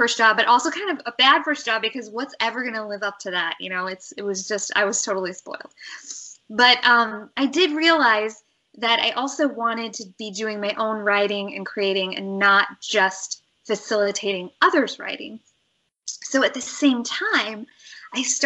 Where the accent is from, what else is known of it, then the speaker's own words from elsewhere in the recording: Nebraska, United States; moved away as an adult; also born or lived in Los Angeles; So I grew up in Nebraska